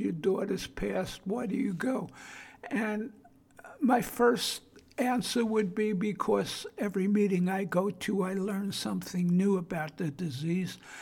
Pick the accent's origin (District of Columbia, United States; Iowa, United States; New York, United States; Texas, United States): New York, United States; New York City; accent: Brooklyn; now in South Florida, United States; The 40 years of living in South Florida, I still maintain my Brooklyn accent